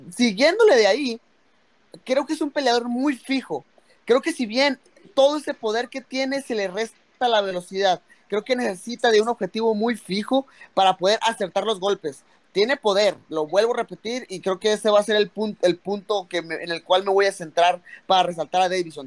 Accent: Mexico; soy mexicano

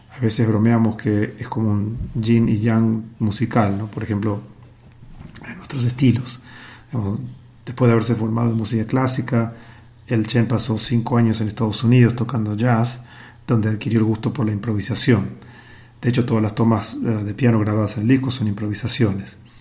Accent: Buenos Aires, Argentina; also born or lived in New York; now in Shanghai, China; nací en Buenos Aires, viví muchos años en New York y desde el 2018 vivo en Shanghai, en China

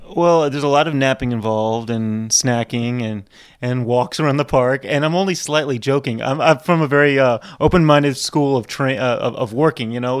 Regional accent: New Orleans, Louisiana, United States; my mom's German Jew, my dad's Hungarian, and I was born here, but, yeah, I'm not, definitely not Cajun

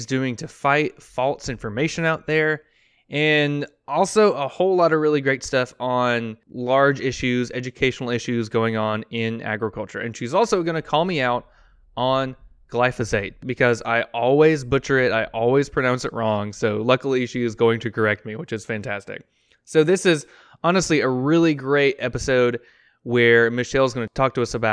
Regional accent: Blountstown, Florida, United States; I grew up in Bluntstown. We have Bluntstown, Florida

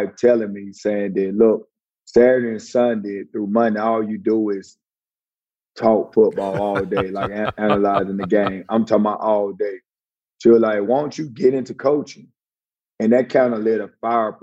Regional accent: North Alabama, United States; I'm from North Alabama, and I grew up rooting for that other team.

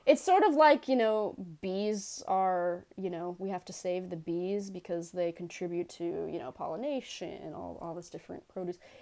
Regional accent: New York City, New York, United States; accent: Bronx; I am, uh, born and bred in New York

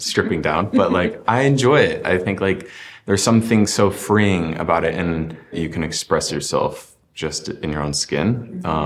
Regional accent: Illinois, United States; I grew up in Illinois and there wasn't a lot of queer representation

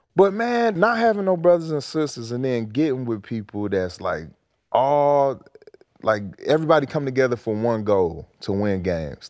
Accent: Detroit, Michigan, United States; I'm from Detroit

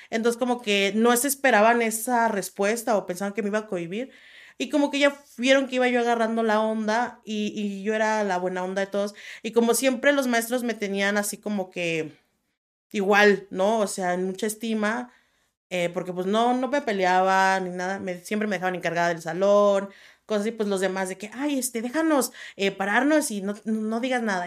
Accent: La Piedad, Michoacán, Mexico; Yo, yo nací en La Piedad, Michoacán

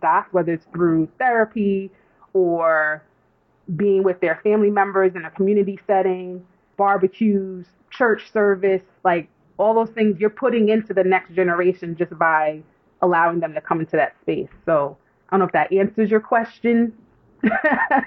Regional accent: New York, United States; accent: New York; I don't realize how I sound so New York until I leave New York and somebody goes, where are you from? And you say New York.

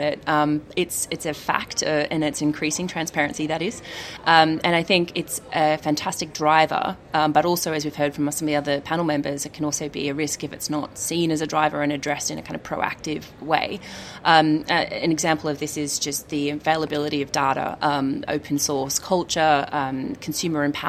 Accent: Australia; I'm Australian

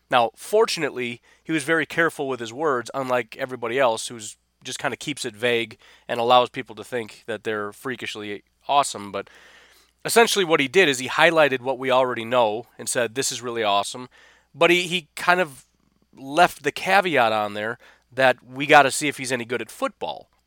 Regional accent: Illinois, United States; I, I grew up in Illinois

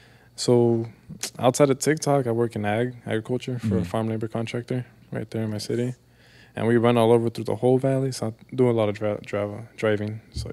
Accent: Central California, United States; I'm from Mid-Cal.

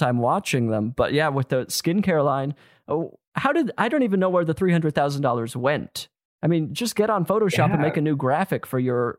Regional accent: Utah, United States; I'm from Utah

